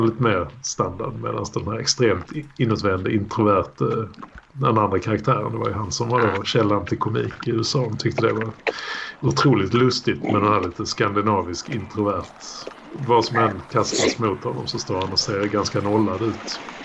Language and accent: Swedish; Malmö, Skåne, Sweden; uppväxt i krokarna där mina första år på Ribersborg